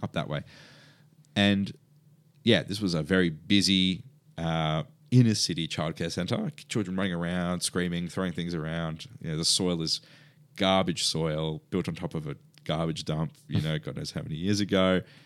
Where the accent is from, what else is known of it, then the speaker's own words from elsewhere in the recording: Perth, Western Australia, Australia; now in Melbourne, Australia; I grew up in Perth